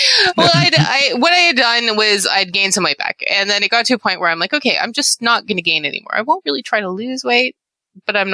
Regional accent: Canada; I'm Canadian

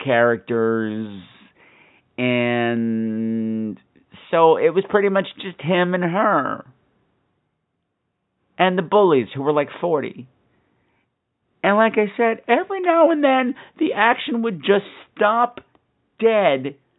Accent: United States; I'm an American

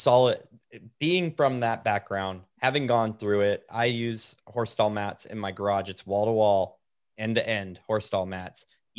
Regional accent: Oregon, United States; They have mountains like we grew up around in Oregon.

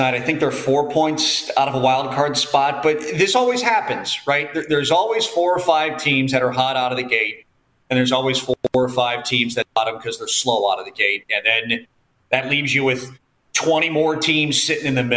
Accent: St. Louis, Missouri, United States; I was born and raised in St. Louis

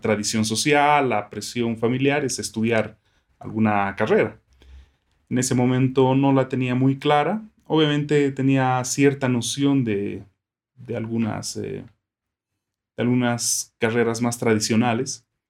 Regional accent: Sucre, Chuquisaca, Bolivia; also born or lived in Santiago, Chile; yo nací y crecí en una ciudad pequeña, que es Sucre

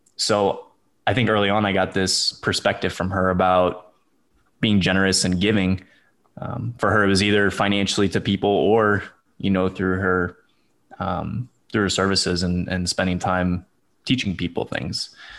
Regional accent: St. Louis, Missouri, United States; moved away as an adult; now in Houston, United States; I grew up in Saint Louis, Missouri

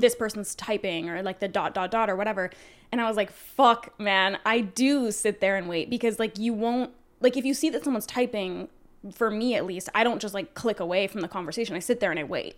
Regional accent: Canada; we're Canadian

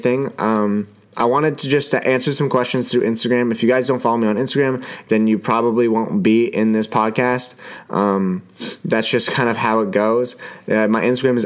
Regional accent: Ottawa, Ontario, Canada; Now, I'm Canadian. I live in Ottawa. I was born in Ottawa, and I live in a beautiful city.

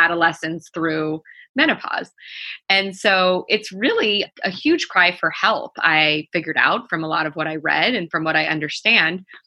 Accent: New York, United States; also born or lived in Baltimore; because I'm from New York, when I was home in New York for that summer

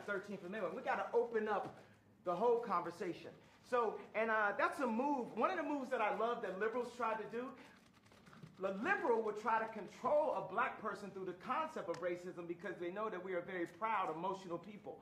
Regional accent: Chicago, Illinois, United States; my hometown of Chicago

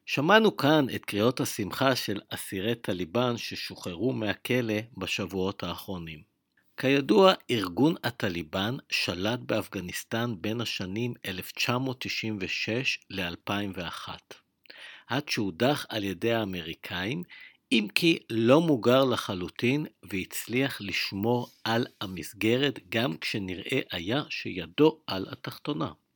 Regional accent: Israel

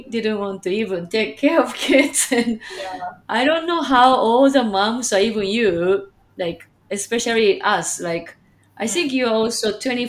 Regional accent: Japan; also born or lived in Chicagoland, Illinois, United States; now in Chicago, United States; I'm from Japan, but currently live in Chicagoland, Illinois, USA.

